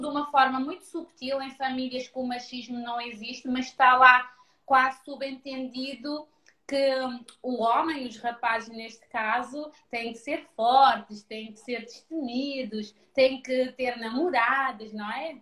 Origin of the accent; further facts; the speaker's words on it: Cape Verde; moved away as an adult; also born or lived in Lisbon, Portugal; now in Portugal; eu venho de Cabo Verde, sou mesmo cabo-verdiana de sangue, uh, só vim para Lisboa com 18 anos